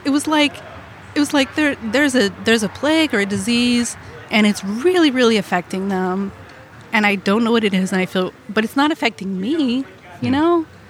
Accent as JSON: {"language": "English", "town": "Arnold", "region": "Missouri", "country": "United States", "tie": "born or raised there", "lives_now": "South County, St. Louis, United States", "said": "I grew up in Arnold"}